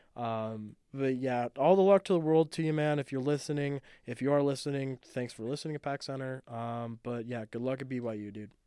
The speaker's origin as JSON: {"language": "English", "region": "Southern Nevada", "country": "United States", "tie": "born or raised there", "said": "growing up in Southern Nevada"}